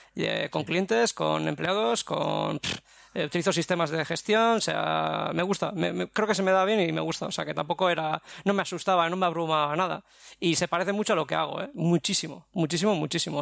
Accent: Basque Country, Spain; vengo del País Vasco

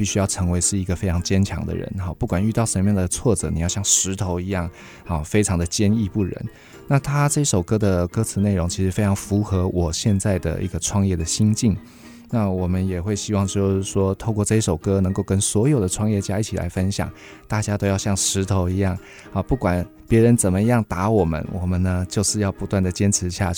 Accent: Yilan County, Taiwan; 哦、我是宜兰长大的，

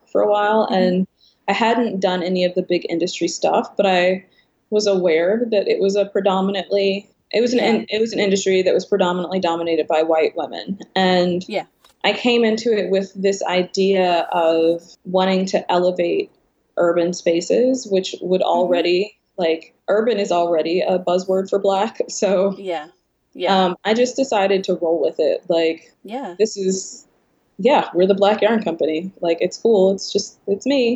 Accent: Baltimore, Maryland, United States; we're from Baltimore

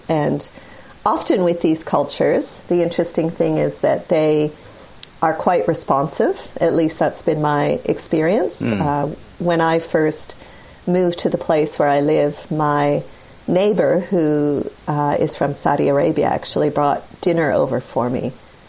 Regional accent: Australia; also born or lived in North America; I'm Australian, although I don't sound very Aussie. I actually grew up in North America

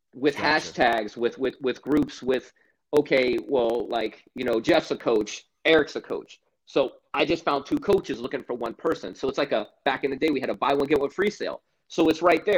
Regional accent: Stuart, Florida, United States; I grew up in Stuart, Florida

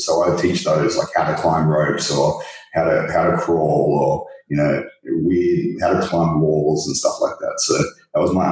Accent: Australia; I'm Aussie, played rugby a lot at school

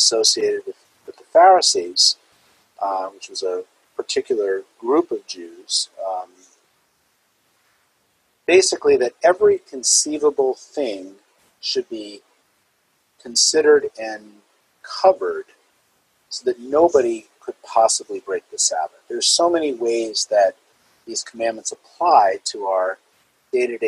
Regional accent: New Jersey, United States; as a child growing up in New Jersey

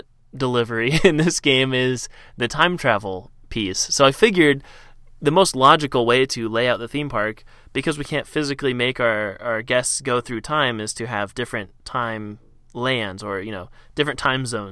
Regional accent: Cincinnati, Ohio, United States; I grew up in Ohio

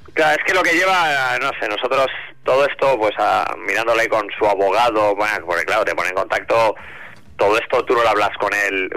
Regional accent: Spain; siendo español

